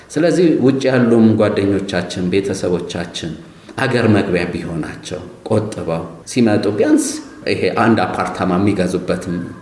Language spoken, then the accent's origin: Amharic; Ethiopia; ጥሩ ኢትዮጵያዊ ነኝ